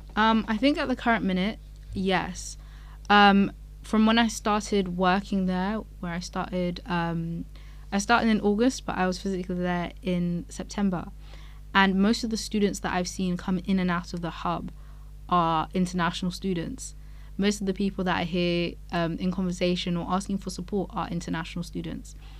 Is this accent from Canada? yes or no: no; Nigeria; now in Edinburgh, United Kingdom; I'm African myself, I'm Nigerian